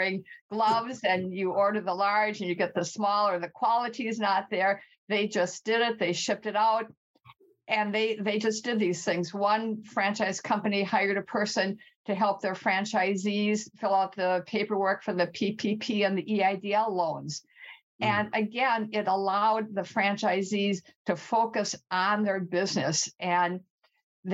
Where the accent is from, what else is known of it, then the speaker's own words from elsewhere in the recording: Midwest, United States; accent: Midwest; moved away as an adult; now in California, United States; when we moved to California from the Midwest, and you might hear my Midwest accent